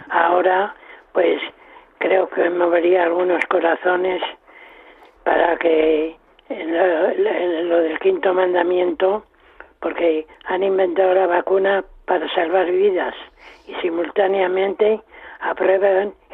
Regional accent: Salamanca, Castile and León, Spain; moved away as an adult; now in Madrid, Spain; soy de Salamanca, vivo en Madrid, llevo cuarenta y cuatro años aquí.

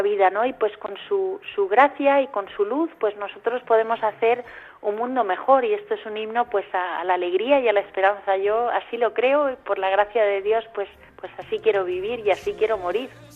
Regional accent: Majorca, Balearic Islands, Spain; moved away as an adult; also born or lived in Democratic Republic of the Congo / Cameroon; now in Madrid, Spain; soy mallorquina

